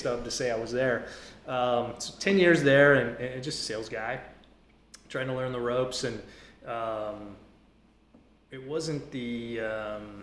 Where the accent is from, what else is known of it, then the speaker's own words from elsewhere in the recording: Indiana, United States; I am from Indiana